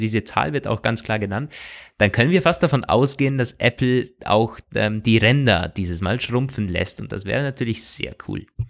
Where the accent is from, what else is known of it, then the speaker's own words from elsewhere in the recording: Austria; bei uns in Österreich